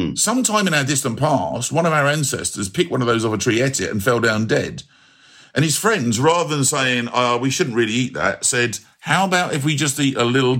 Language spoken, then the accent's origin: English; London, United Kingdom; the early part of my childhood, I grew up in Southall in West London, and it was a very, even a long time ago when I was a kid, when I was at primary school, there was a lot of Indian, Pakistani, Sri Lankan, Goan, North African, Afro-Caribbean families.